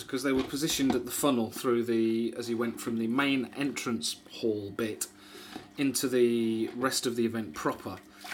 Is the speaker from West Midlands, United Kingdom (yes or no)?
no; Wisbech, East of England, United Kingdom; moved away; I grew up in Wisbeach.